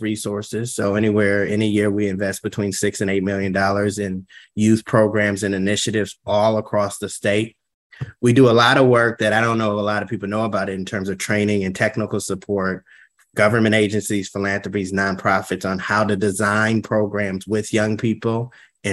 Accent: St. Paul, Minnesota, United States; I grew up in St. Paul. I grew up in the Frogtown neighborhood

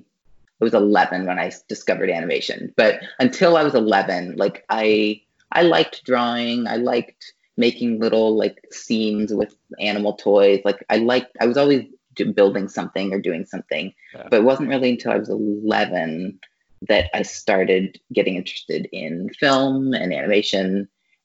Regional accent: Louisville, Kentucky, United States; moved away; I grew up in Louisville, Kentucky, which is not a like hotbed of animation, but it is like a creative town

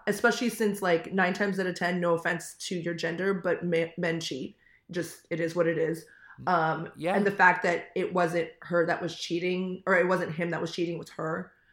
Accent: Manhattan Beach, California, United States; I'm originally from Manhattan Beach

